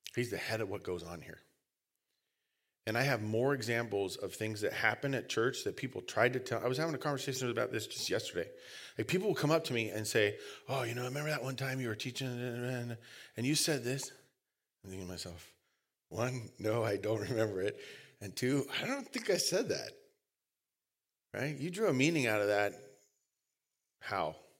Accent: United States; We're lazy English Americans

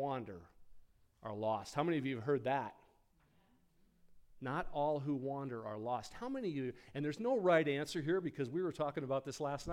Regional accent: Rapid City, South Dakota, United States; We lived in the Rapid City, South Dakota, the Black Hills. That's my hometown

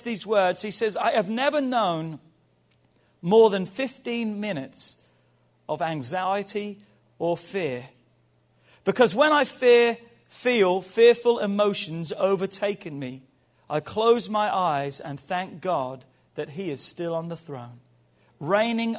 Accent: England, United Kingdom; moved away; We grew up in England

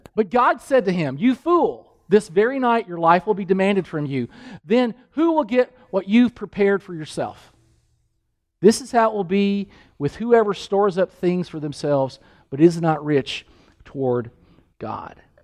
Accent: Kentucky, United States; I'm from Kentucky

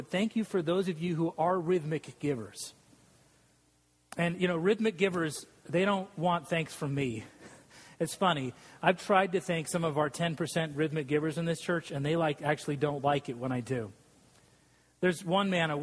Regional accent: Salt Lake City, Utah, United States; moved away; I grew up in Salt Lake City, Utah, and I'm a non-Mormon

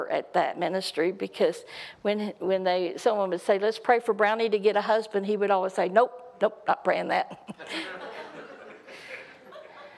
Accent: Texas, United States; I'm from Texas

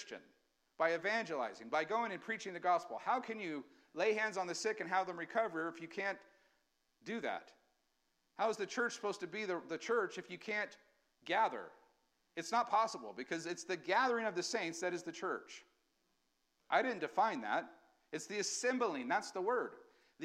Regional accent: United States; we as Americans, we still have rights

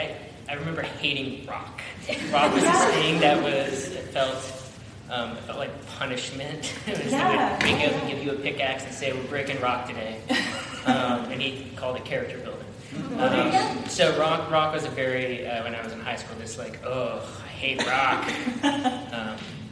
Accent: Texas, United States; moved away; I grew up in Texas

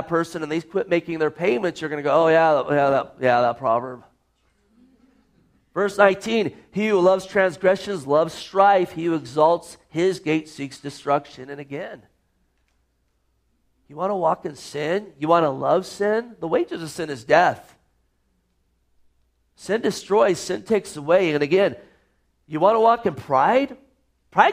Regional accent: Gilroy, California, United States; moved away; I grew up in Gilroy, California

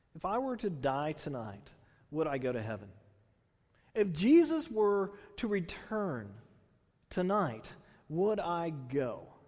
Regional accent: Houston, Texas, United States; also born or lived in Bay Area, California; now in Tulare, United States; I grew up in Houston. I, you know, then we moved to the Bay Area, and then coming out here

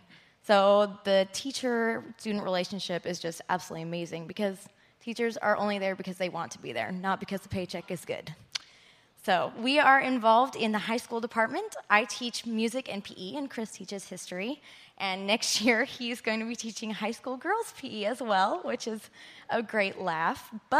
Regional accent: Philippines; I'm an MK from the Philippines myself. I went to Faith Academy from 3rd grade through 12th grade.

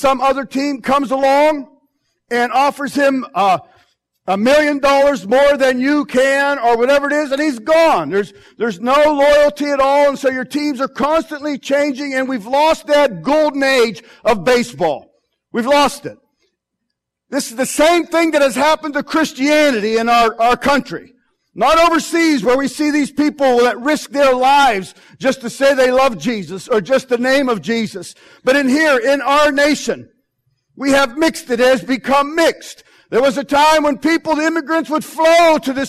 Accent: Pittsburgh, Pennsylvania, United States; I'm from Pittsburgh

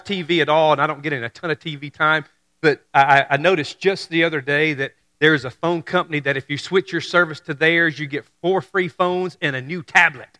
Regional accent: Memphis and Mississippi area, United States; I'm from Mississippi. I grew up in Memphis and Mississippi area

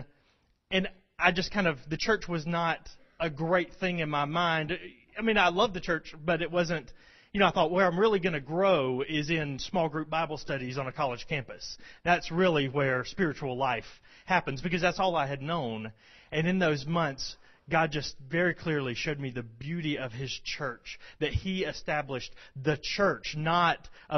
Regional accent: Rome, Georgia, United States; also born or lived in Birmingham, Alabama; I'm from Rome.

